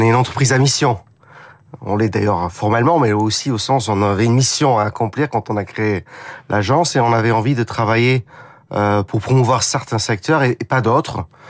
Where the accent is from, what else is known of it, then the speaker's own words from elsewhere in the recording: United Kingdom; accent: British; French is a second language; now in France; j'ai un petit accent parce que je suis britannique